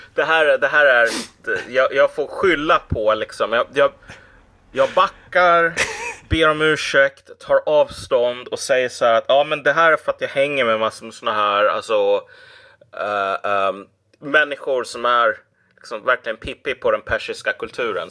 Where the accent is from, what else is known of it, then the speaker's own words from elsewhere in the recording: Sweden; som svensk